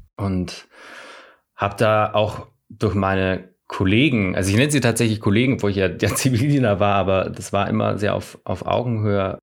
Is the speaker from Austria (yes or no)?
yes; Salzburg, Austria; ich komme ja aus Österreich, aus Salzburg